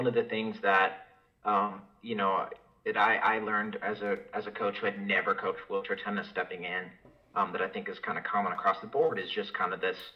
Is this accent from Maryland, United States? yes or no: no; Rochester, Minnesota, United States; moved away as an adult; also born or lived in Des Moines, Iowa / Wisconsin; now in Alabama, United States; I'm originally from Rochester, Minnesota